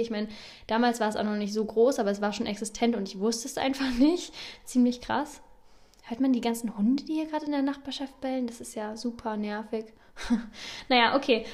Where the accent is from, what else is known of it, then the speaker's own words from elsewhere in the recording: Northern Germany, Germany; moved away as an adult; also born or lived in Bern; Ich komme ursprünglich aus Norddeutschland